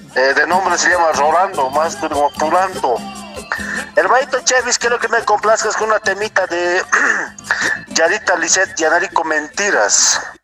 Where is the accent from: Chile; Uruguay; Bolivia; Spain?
Bolivia; Apolo, La Paz; desde Apolo, Bolivia